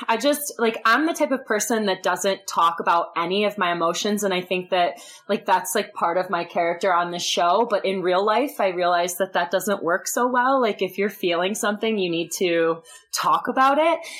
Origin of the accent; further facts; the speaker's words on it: Michigan, United States; I'm from Michigan